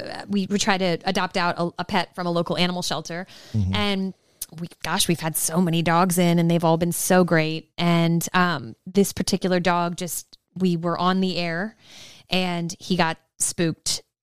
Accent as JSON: {"language": "English", "region": "Maryland", "country": "United States", "tie": "born or raised there", "also_born_or_lived": "South Florida", "moved": "yes", "lives_now": "Kansas City, United States", "said": "I grew up in Maryland."}